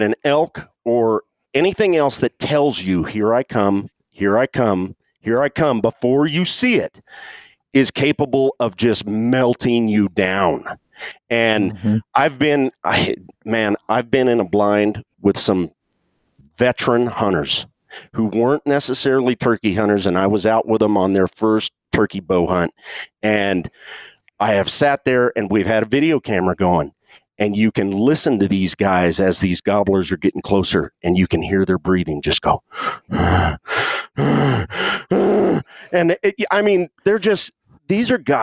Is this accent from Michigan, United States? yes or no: no; Western Kansas, United States; I mean, we grew up around a lot of people who honestly just here in Western Kansas